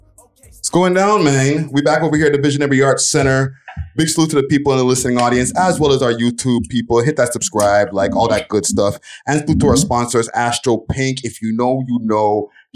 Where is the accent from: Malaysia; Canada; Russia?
Canada; Montreal, Quebec; I'm from Montreal, so there's a huge population out there.